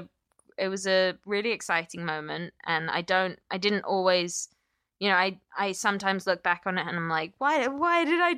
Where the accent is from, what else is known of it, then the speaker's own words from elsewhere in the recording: Pittsburgh, Pennsylvania, United States; moved away as an adult; now in California, United States; And you know, we moved to the States, and, you know, it's, and then I moved even further away. Like, yeah. I moved from Pittsburgh to California. My parents are still in Pittsburgh.